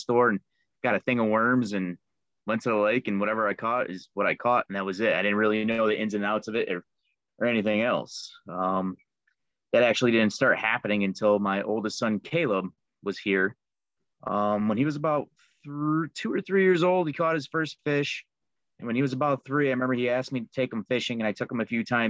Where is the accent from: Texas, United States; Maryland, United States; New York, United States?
New York, United States; Liverpool; now in Rochester area, United States; Originally, I'm from Liverpool, New York. I grew up with two older brothers